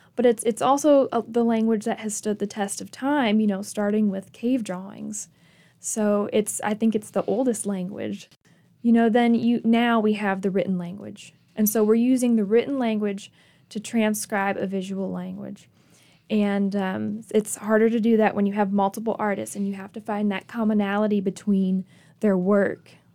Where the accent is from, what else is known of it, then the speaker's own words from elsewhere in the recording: Michigan, United States; moved away as an adult; also born or lived in Grayson, Kentucky / Clemson, South Carolina; I'm from Michigan, I spent my summers in Kentucky with my family.